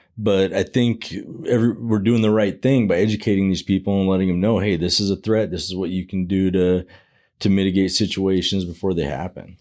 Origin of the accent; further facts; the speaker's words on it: Arizona, United States; I was born and raised in Arizona.